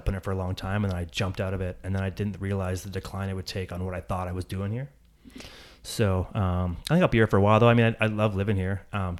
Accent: Barrie, Ontario, Canada; So I grew up in Barrie, just outside of Barrie.

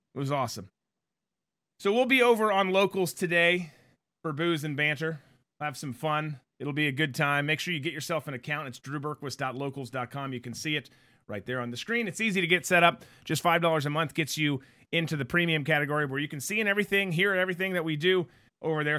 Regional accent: Florida, United States; I'm from Florida

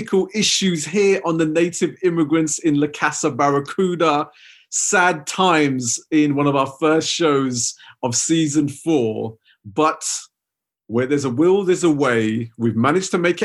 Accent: Southall, London, United Kingdom; I was a kid growing up in Southall

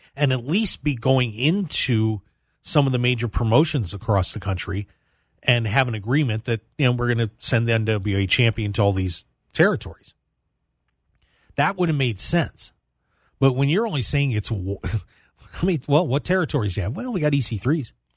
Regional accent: South Central Pennsylvania, United States; now in Las Vegas, United States; I'm from South Central P

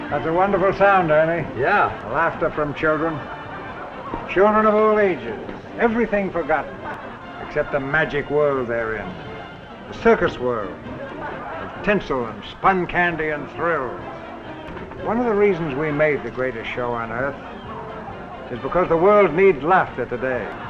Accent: New York City, New York, United States; I grew up in New York City

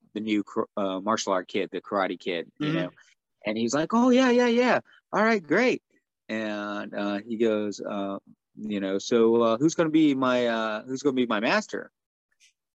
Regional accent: United States; I am completely as American as you can get.

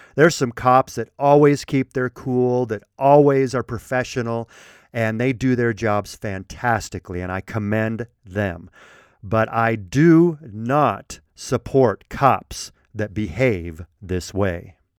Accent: Colorado, United States; I was raised in Colorado

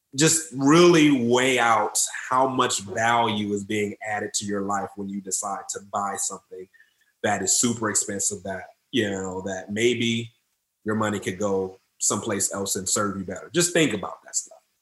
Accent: Detroit, Michigan, United States; I grew up in Detroit, Detroit, Michigan

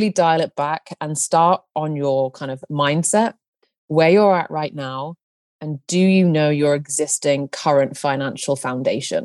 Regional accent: United Kingdom; now in Nebraska, United States; I am a Brit living in the USA right now.

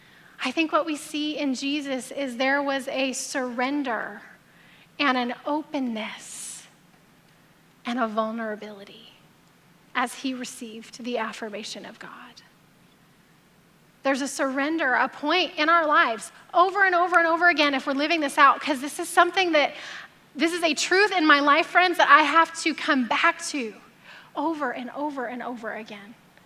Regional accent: the South, United States; I grew up in the South

